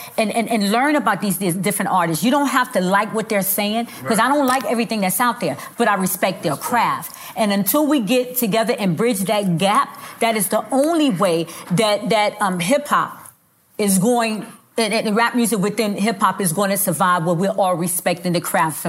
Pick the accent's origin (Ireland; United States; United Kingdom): United States; Bronx, New York; also born or lived in Texas; I'm from New York, the Bronx, but I was in Texas.